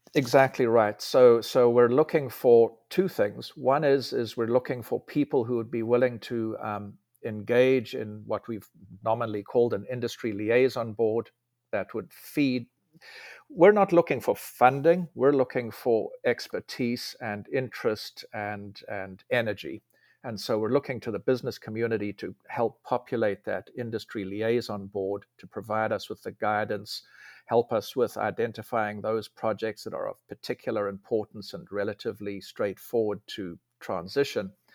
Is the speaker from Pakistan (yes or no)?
no; South Africa; moved away as an adult; also born or lived in Germany / Delaware / California; now in Huntsville, United States; I grew up in South Africa.